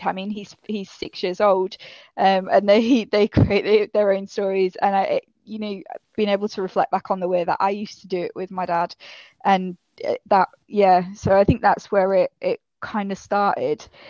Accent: Yorkshire and the Humber, United Kingdom; accent: northern; now in Cambridgeshire, United Kingdom; I am originally from Yorkshire. Um, but now I'm living down in Cambridgeshire.

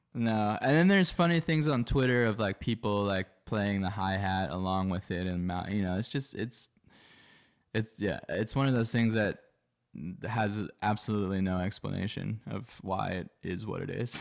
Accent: Philadelphia, Pennsylvania, United States; moved away as an adult; now in Los Angeles, United States; I grew up in Philadelphia on the East Coast of the U S

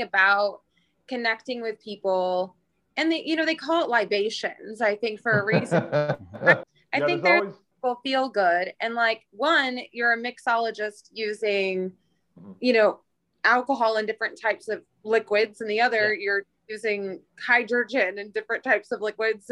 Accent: Oklahoma, United States; moved away; I'm from the Midwest, originally Oklahoma.

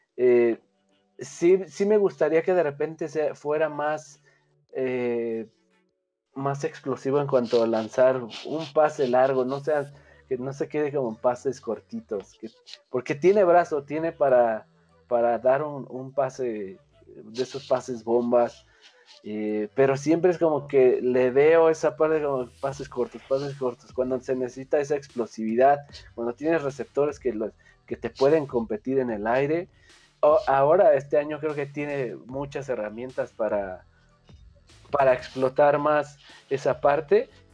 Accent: Mexico; como mexicano digo

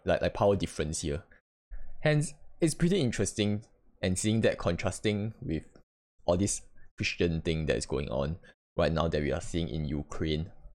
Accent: Singapore; as a Singaporean

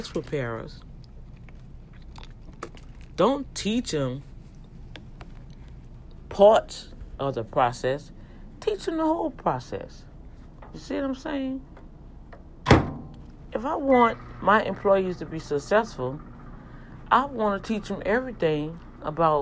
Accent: Louisiana, United States; accent: Cajun; my accent gonna sound like that because I'm from Louisiana and I do have an accent

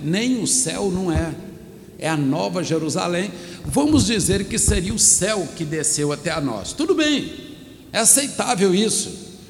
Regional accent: Minas Gerais, Brazil; eu sou mineiro

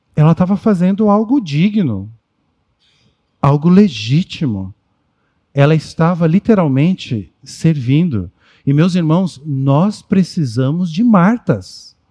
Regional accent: São Paulo, Brazil; Nós somos paulistanos

